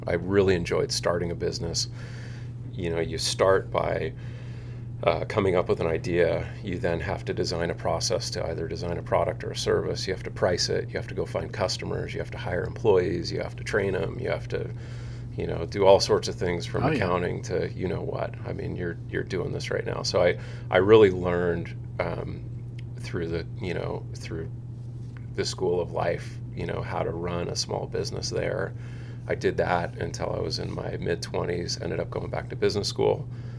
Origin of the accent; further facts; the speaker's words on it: Seal Beach, California, United States; So I grew up in Seal Beach, you know, grew up doing everything a little kid does, and ended up falling in love with surfing when I was probably, I don't know, 11 years old.